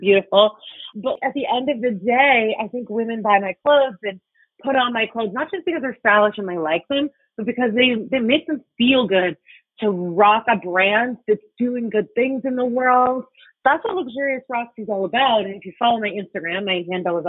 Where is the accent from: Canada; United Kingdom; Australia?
Canada; Toronto, Ontario; I grew up in Etobicoke in Toronto